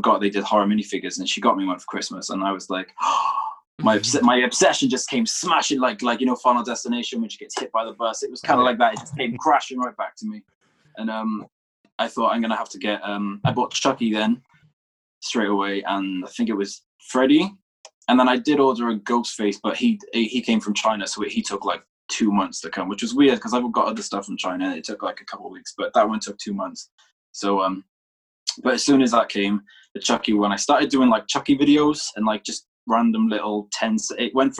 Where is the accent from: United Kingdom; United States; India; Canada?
United Kingdom; Wales; I'm from Wales, United Kingdom.